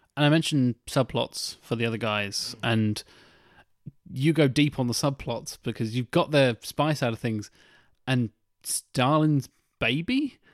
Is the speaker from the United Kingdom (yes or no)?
yes; United Kingdom; we're British